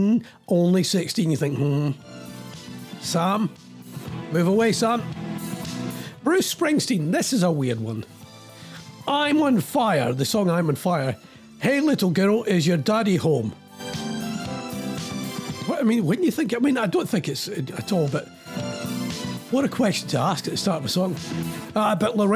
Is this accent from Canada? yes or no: no; Scotland, United Kingdom; I'm Scottish